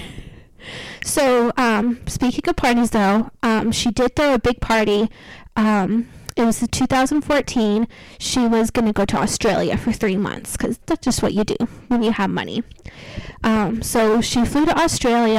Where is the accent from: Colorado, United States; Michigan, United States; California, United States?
Colorado, United States; Aspen; moved away; my hometown